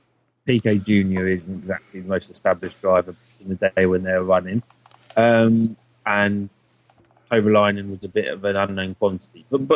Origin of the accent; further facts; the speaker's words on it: United Kingdom; we're British